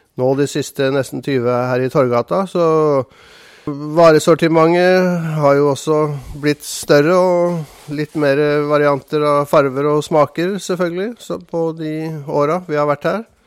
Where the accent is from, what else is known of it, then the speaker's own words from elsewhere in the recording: Oslo, Norway; moved away as an adult; also born or lived in Randers, Denmark; now in Arendal, Norway; Jeg kommer fra Oslo